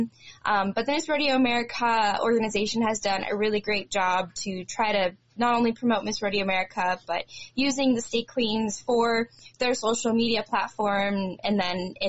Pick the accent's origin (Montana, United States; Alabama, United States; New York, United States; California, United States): Montana, United States; Livingston; the Livingston Roundup being my hometown rodeo